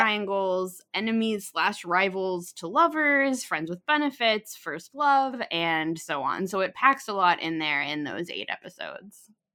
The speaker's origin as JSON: {"language": "English", "country": "United States", "said": "we are two American women"}